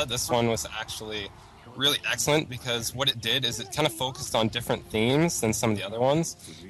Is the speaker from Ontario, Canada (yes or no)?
yes; London, Ontario, Canada; I'm from London, Ontario, Canada, and I'm a Ravenclaw.